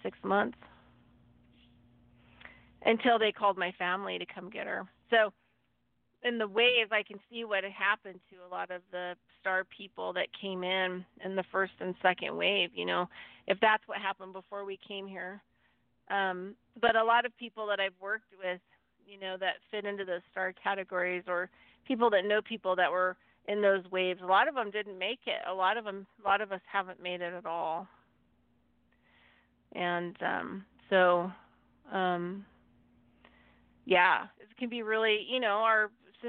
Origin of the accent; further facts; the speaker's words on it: Nevada, United States; also born or lived in California; I was born in the USA, California. And then, And then I grew up in Nevada